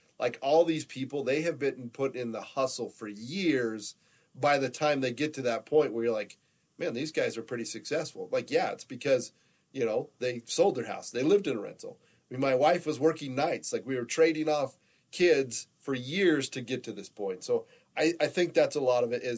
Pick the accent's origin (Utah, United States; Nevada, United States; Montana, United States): Nevada, United States; Pahrump; I grew up down in the Las Vegas area. We were over the hump in Pahrump